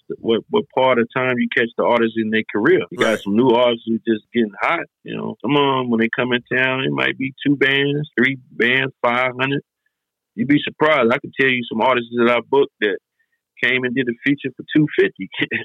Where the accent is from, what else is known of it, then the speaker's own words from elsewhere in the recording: Detroit, Michigan, United States; born there; I wasn't born in North Carolina. I was born in Detroit.